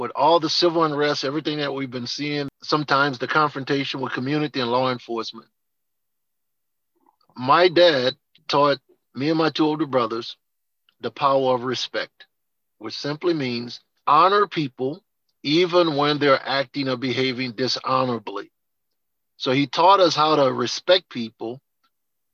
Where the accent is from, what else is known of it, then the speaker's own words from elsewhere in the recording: New Orleans, Louisiana, United States; growing up in New Orleans, never had to look outside my house for a role model